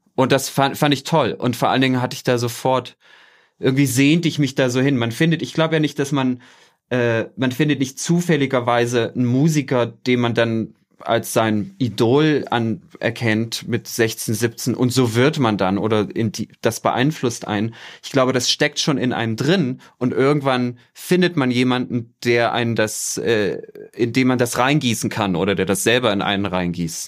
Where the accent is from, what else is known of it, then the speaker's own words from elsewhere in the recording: Germany; moved away as an adult; also born or lived in southern Mexico; now in Mexico; meine Kindheit und Jugend in der DDR